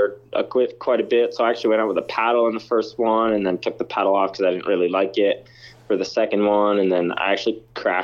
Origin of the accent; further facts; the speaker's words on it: Canada; I'm a Canadian